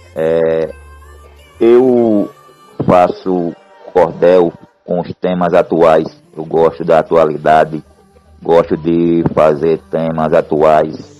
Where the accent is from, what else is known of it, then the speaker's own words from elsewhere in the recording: Japoatã, Sergipe, Brazil; now in Japaratuba, Brazil; sou natural de Japoatã